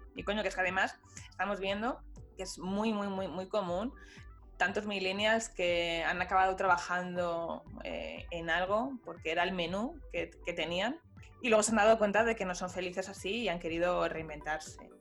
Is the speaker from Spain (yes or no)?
yes; Spain; somos españoles